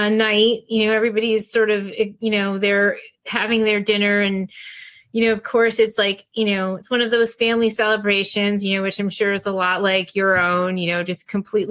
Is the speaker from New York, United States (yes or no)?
no; New Jersey, United States; when I was a teenager in New Jersey